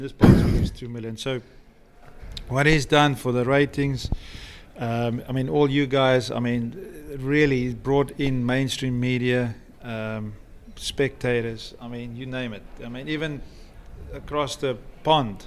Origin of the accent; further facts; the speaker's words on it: South Africa; moved away as an adult; also born or lived in London, United Kingdom; now in Florida, United States; where I come from in South Africa, we only about I think there's only about 20,000 people in this little town where, where I live